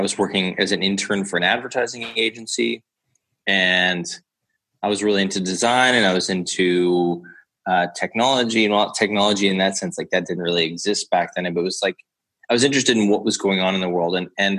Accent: Copenhagen, Capital Region of Denmark, Denmark; And I was like, no, I'm from Copenhagen.

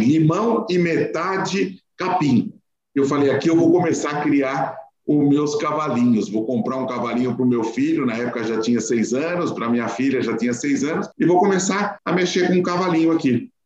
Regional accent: São Paulo, Brazil; nós nascemos no Bom Retiro, na frente do Jardim da Luz, do lado da Estação da Luz, eu nasci por lá

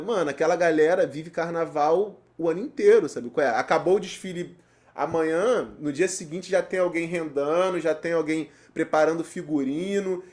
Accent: Nilópolis, Rio de Janeiro, Brazil; eu sou nascido e criado em Nilópolis

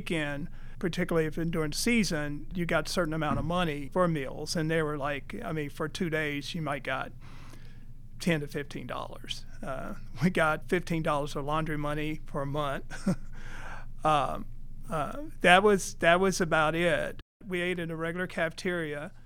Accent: Paris, Kentucky, United States; I'm from Paris, Kentucky, so I don't live very far.

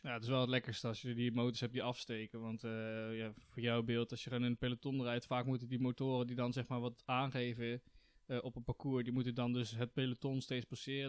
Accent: Netherlands; als Nederlander

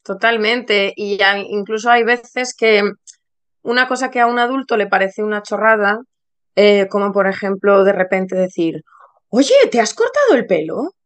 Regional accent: Ponferrada, Castile and León, Spain; moved away as an adult; now in London, United Kingdom; yo soy eh, una profe eh, de, niños española. Estudié primaria en León, muy cerca de, mi tierra, del Bierzo, de Ponferrada

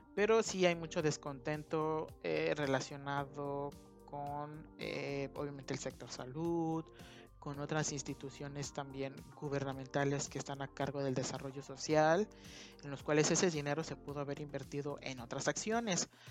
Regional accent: Mexico; como mexicanos nos sentimos muy, muy pero muy orgullosos

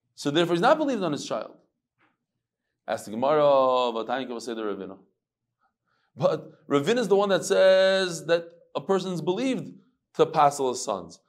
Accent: United States; now in Israel; we're American

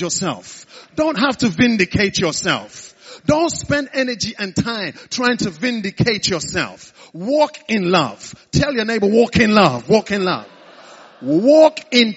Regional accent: the East, eastern Nigeria, Nigeria; now in United Kingdom; I was born in the East.

